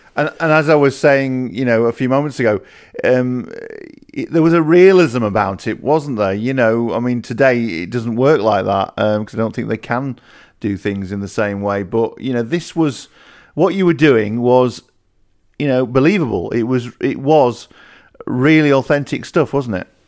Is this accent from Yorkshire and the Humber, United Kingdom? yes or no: yes; Yorkshire and the Humber, United Kingdom; I lived in Yorkshire it was our local soap